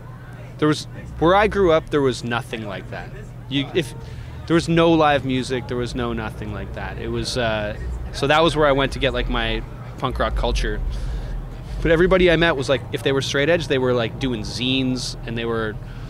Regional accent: Oshawa, Ontario, Canada; also born or lived in Toronto, Canada; I actually grew up in Oshawa.

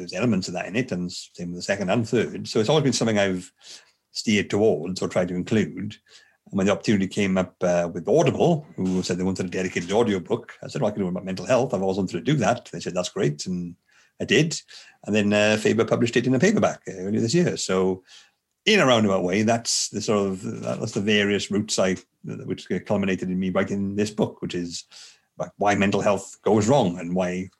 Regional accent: Bridgend, Wales, United Kingdom; I'm from Bridgend, the South Wales area

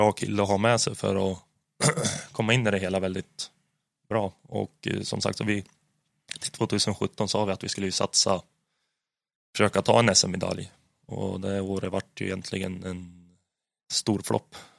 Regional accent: Hudiksvall, Gävleborg County, Sweden; där hemma i Hudik

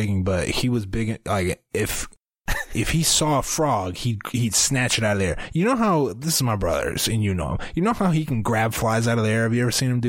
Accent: Iowa, United States; AB, we're from Iowa.

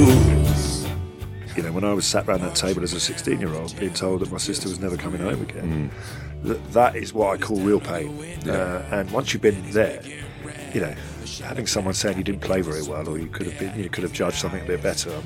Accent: England, United Kingdom; I mean, I'm very English, Anglo-Saxon. You look at me, you wouldn't say that I look Italian in any way.

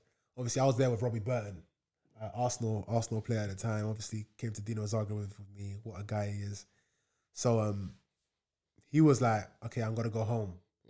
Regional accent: Leiden, South Holland, Netherlands; born there; So I was born in Leiden in Holland, so.

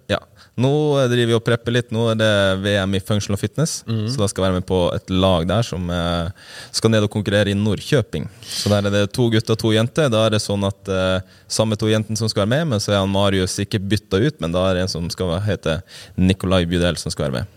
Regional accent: Øksfjord, Troms og Finnmark, Norway; kommer ja, fra ei lita bygd i uh, Kystfinnmark som heter Øksfjord

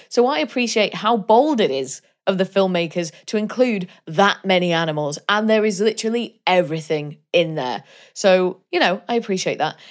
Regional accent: Wales, United Kingdom; I'm Welsh.

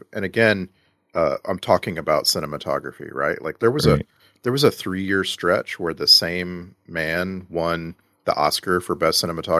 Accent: Texas, United States; growing up in Texas.

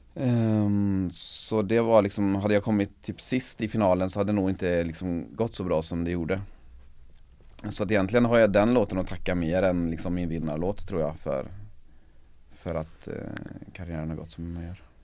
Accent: Sweden; mitt pojkrum i, hemma i Sönjunga

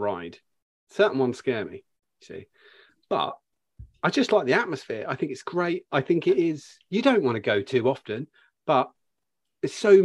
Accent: Bletchley, South East England, United Kingdom; moved away; I'm from Bucks originally, just outside Bletchley

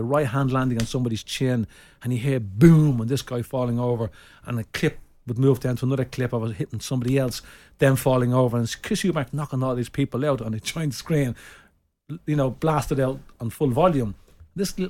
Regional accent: Ireland; I am an Irish gentleman

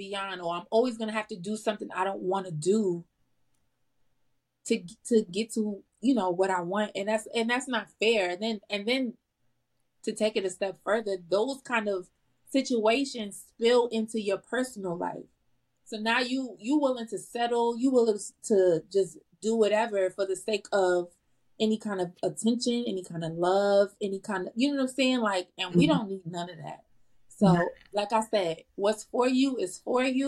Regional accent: New York City, New York, United States; I'm from the Bronx and the Bronx is very different

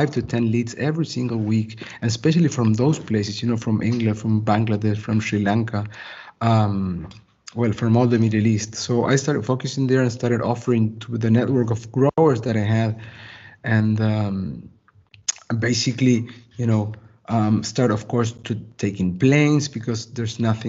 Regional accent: Argentina; I come from Argentina, from South America

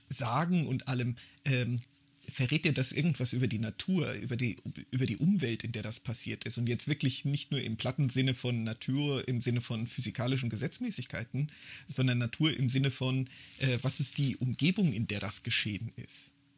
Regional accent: Germany; als zeitgenössischer Deutscher

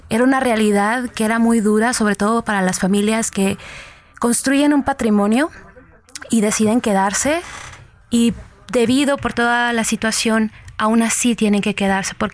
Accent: Guanajuato, Mexico; also born or lived in Michoacán; dado que vengo del estado de Guanajuato y Michoacán. Y conforme eh, viví ahí, vi cómo la violencia traspasaba de Michoacán a Guanajuato

